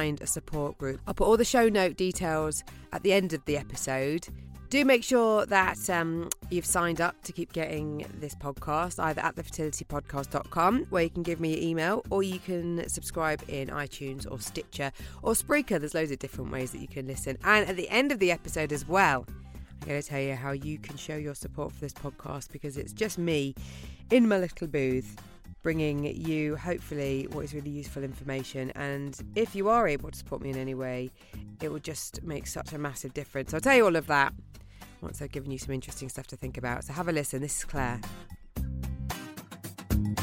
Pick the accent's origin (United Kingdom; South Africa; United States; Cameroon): United Kingdom; I'm being typically British